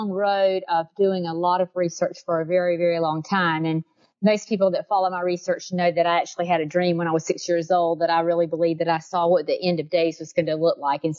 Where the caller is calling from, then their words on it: Georgia, United States; Yes, I'm in South Georgia, so I'm uh, not too far from the Florida line out there, ooh, close to the Okefenokee Swamp.